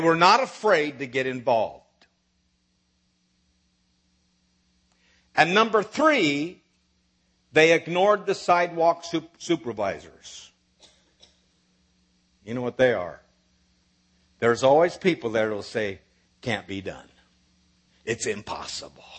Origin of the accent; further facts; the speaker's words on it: Nebraska, United States; moved away as an adult; also born or lived in South Bend, Indiana; now in Dallas, United States; I was raised in Nebraska